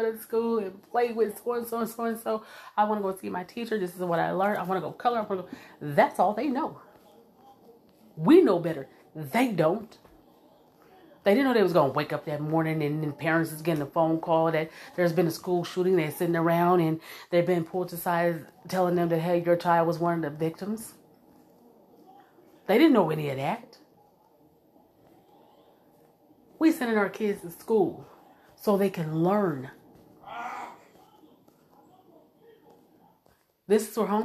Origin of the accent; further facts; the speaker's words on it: United States; I'm Black American. I didn't come from Africa